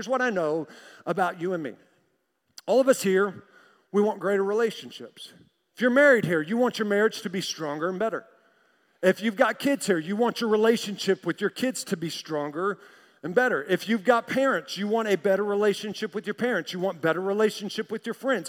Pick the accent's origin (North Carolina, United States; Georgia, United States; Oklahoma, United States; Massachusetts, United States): Oklahoma, United States; Tulsa; I'm from Tulsa